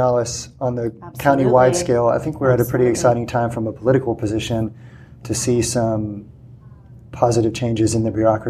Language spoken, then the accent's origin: English; San Antonio, Texas, United States; now in Corpus Christi, United States; San Antonio, right. my hometown.